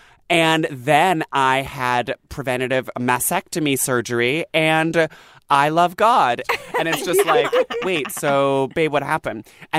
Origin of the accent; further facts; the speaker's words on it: Boston, Massachusetts, United States; We're from Boston.